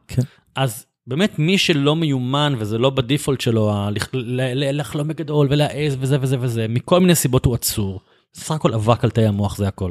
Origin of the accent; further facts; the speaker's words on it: Bat Yam, Tel Aviv District, Israel; גדלתי בבת ים